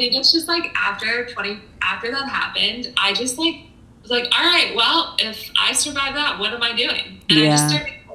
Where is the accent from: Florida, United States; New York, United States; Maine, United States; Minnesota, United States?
Florida, United States; moved away as an adult; also born or lived in San Diego; I grew up in Florida